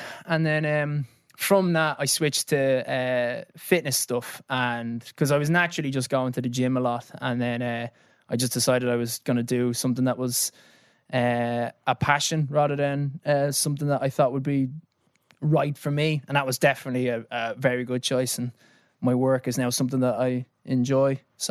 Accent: Dublin, Leinster, Ireland; now in London, United Kingdom; I grew up in Clontarf, went to Mount Temple

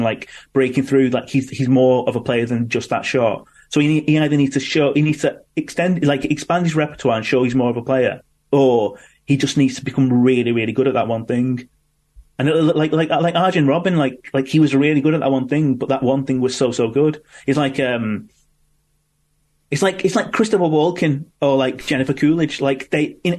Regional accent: Manchester, North West England, United Kingdom; born or raised there

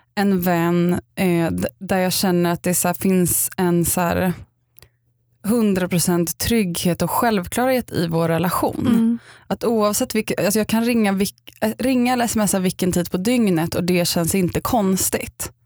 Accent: Upplands Väsby, Stockholm County, Sweden; jag kommer från Upplands Väsby

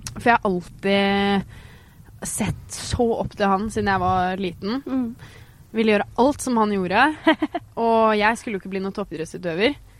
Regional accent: Geilo, Buskerud, Norway; moved away as an adult; now in Oslo, Norway; oppveksten min på Geilo

